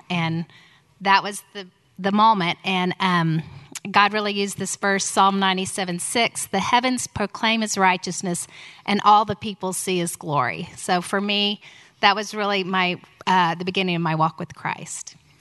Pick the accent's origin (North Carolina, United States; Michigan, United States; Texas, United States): Texas, United States; Houston; also born or lived in Tulsa; we moved from Houston to, from Tulsa to Houston when I was six and a half